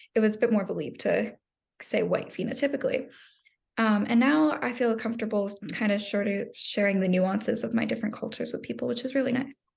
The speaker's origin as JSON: {"language": "English", "town": "Phoenix", "region": "Arizona", "country": "United States", "tie": "born or raised there", "said": "being in Phoenix the entire time"}